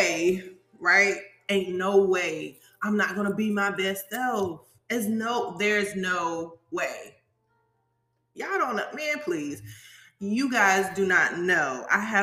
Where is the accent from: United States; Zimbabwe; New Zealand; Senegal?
United States; Savannah, Georgia; I'm from Savannah. Okay, I'm from Savannah, Georgia